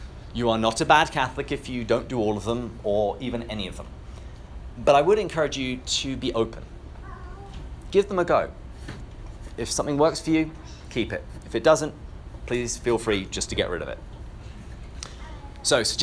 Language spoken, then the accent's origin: English; England, United Kingdom; I come from England, which is why I have this delightful accent.